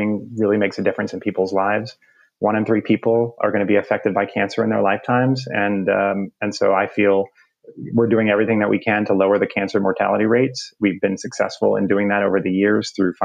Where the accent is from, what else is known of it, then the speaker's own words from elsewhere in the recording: New Jersey, United States; moved away as an adult; also born or lived in New York; now in Atlanta, United States; I grew up in North Jersey, so maybe right outside the city.